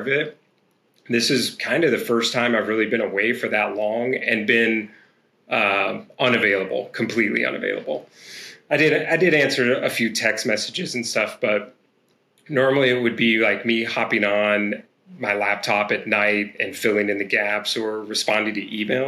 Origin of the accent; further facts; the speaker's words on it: Roanoke, Virginia, United States; I grew up in Southwest Virginia, which is actually in the where I am now, back in Roanoke, Virginia